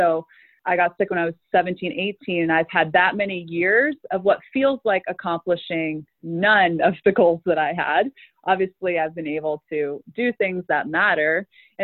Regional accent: Meadville, Pennsylvania, United States; also born or lived in Gettysburg, Pennsylvania; we moved here when I was 8, so a lot of my memories are, they're pretty much all here.

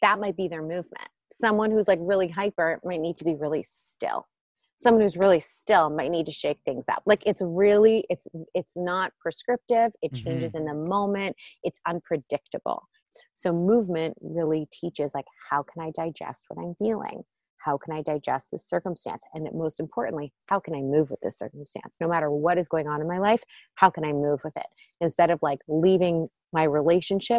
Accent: Toronto, Ontario, Canada; also born or lived in Israel; now in Los Angeles, United States; I'm from Toronto originally. I haven't lived there since 2005

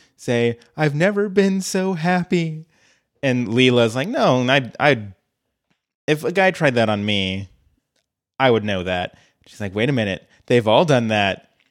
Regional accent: Colorado, United States; I grew up in Colorado

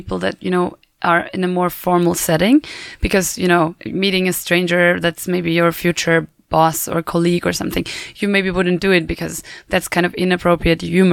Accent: Bavaria, Germany; I'm from Bavaria, the southern part

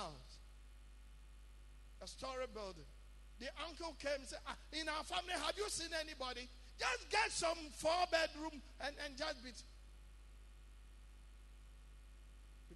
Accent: Ghana; Being a Ghanaian

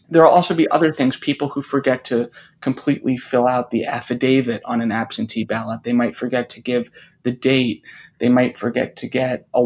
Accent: New York City, New York, United States; I grew up in New York City and live here now

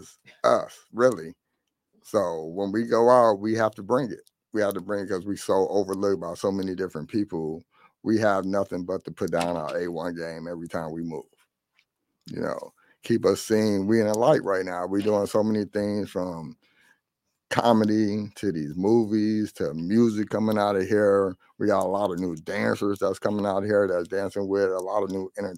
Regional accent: Detroit, Michigan, United States; I'm from the west side

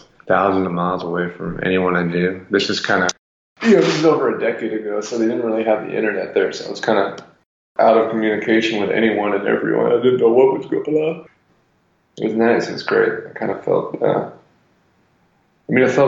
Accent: New York, United States; also born or lived in London / Havana / Los Angeles / New Orleans; now in Nashville, United States; I was born in London, but I left when I was a year old. It was obviously not on my own volition. I grew up in Brooklyn, New York

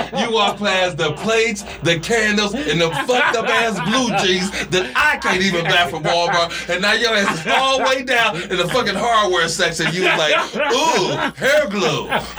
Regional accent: Nigeria; I come from Nigeria.

